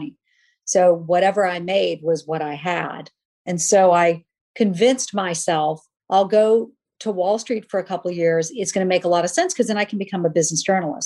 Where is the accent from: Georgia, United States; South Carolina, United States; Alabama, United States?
South Carolina, United States; Charleston; moved away as an adult; also born or lived in New York; I want to see if I can make it in New York from Charleston